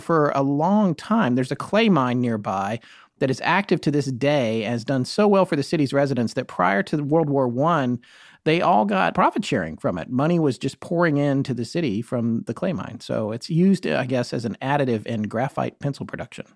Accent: United States; I am American

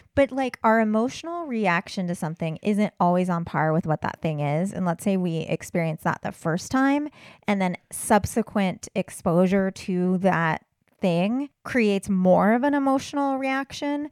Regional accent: California, United States; moved away; growing up in California

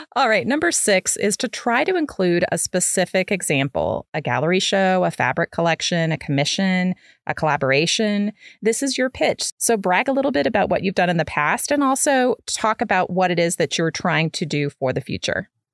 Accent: Midwest, United States; moved away as an adult; I grew up in the Midwest, and so I moved in college. I moved south

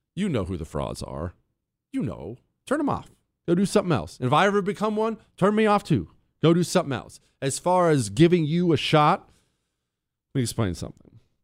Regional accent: Montana, United States; moved away; I grew up in Montana.

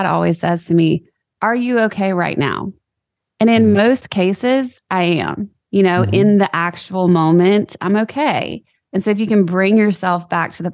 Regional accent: Louisiana, United States; I'm from Louisiana

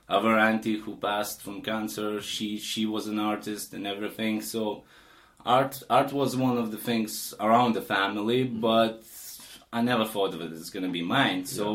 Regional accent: Lithuania; English is a second language; moved away as an adult; now in Aberdeen, United Kingdom; I'm originally from Lithuania

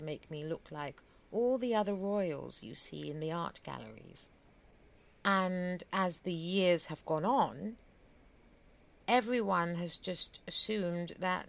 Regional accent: Germany; Germany. And Queen Philippa is from Belgium. So we were basically born right next to each other.

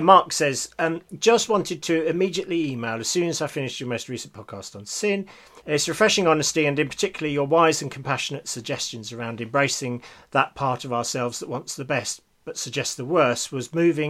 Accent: Scotland, United Kingdom; and I say this as a Scottish Presbyterian.

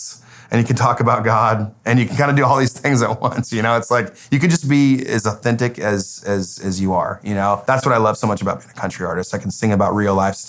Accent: Paradise, California, United States; moved away as an adult; now in Nashville, United States; My hometown is Paradise, California

